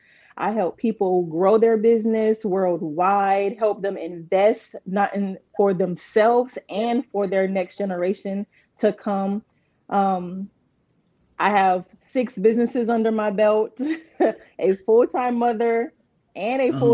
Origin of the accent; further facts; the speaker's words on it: Charleston, South Carolina, United States; also born or lived in Kingston, Jamaica; now in Columbia, United States; I'm originally from Kingston, Jamaica, raised in Charleston, South Carolina.